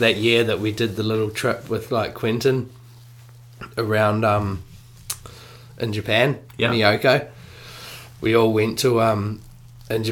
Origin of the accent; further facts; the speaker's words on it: Auckland, New Zealand; when I was growing up in Auckland